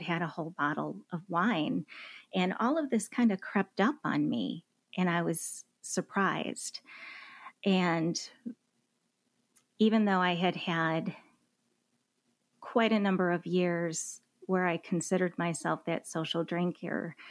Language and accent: English; Michigan, United States; moved away as an adult; now in Dallas, United States; I was born and raised in Michigan